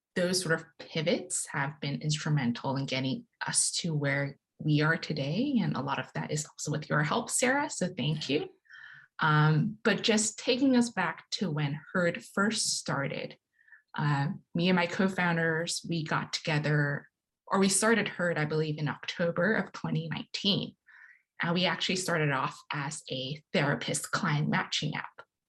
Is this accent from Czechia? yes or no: no; Hong Kong; moved away as an adult; now in United States; growing up in Hong Kong